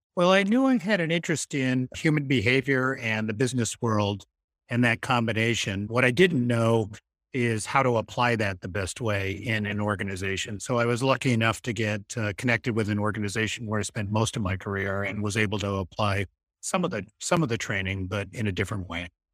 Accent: Massachusetts, United States; moved away as an adult; also born or lived in Boston; now in Maine, United States; I grew up in Massachusetts, but I have lots of roots in Maine

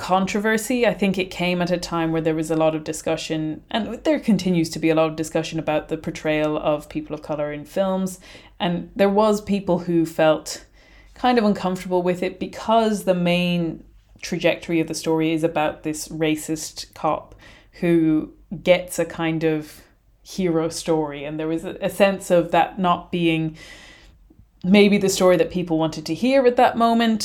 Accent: Ireland; as an Irish person

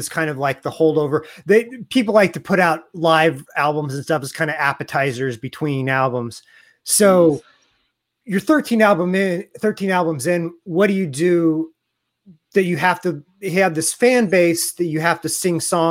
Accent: Kansas City, United States; I'm from Kansas City

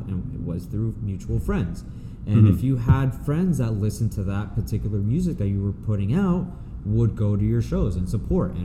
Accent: New Jersey, United States; now in Los Angeles, United States; I'm originally from New Jersey

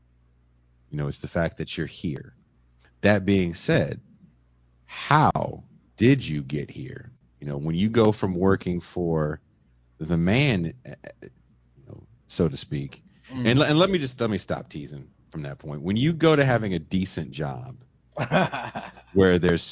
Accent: Richmond, California, United States; also born or lived in Oakland; I was born in Oakland. I grew up in a place called Richmond, California

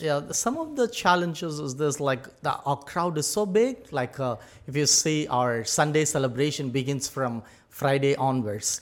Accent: Tamil Nadu, India; moved away as an adult; now in United Arab Emirates; I'm from uh, India, southern part of India, a state called Tamil Nadu.

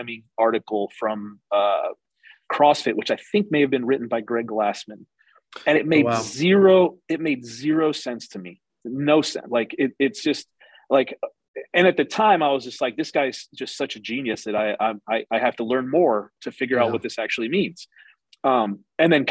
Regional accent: St. Louis, Missouri, United States; moved away as an adult; also born or lived in Columbus / Reno; now in Wichita Falls, United States; I lived and grew up in St. Louis.

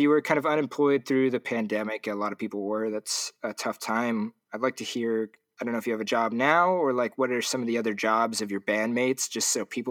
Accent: Orange County, California, United States; also born or lived in Seattle; I grew up in Orange County.

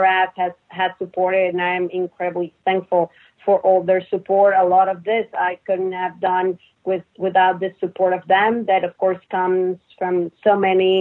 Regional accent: Mexico; moved away as an adult; also born or lived in Netherlands / St. Louis / Texas; now in United States; I was born and raised in Mexico

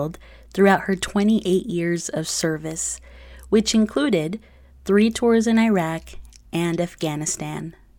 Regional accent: Oregon, United States; also born or lived in Texas; I was born in Texas, but mostly grew up in Oregon. My family, who were migrant farm workers at the time, moved yearly between Texas and Oregon.

